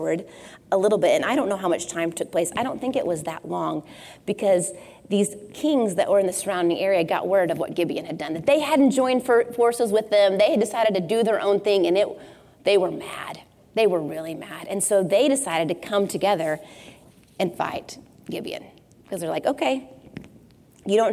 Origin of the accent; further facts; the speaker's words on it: Tornado Alley, United States; I grew up in Tornado Alley